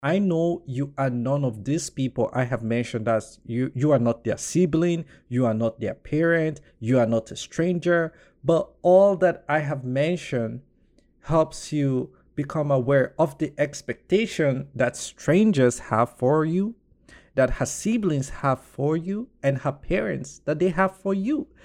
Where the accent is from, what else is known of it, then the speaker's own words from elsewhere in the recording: Nigeria; I would just say, well, as a Nigerian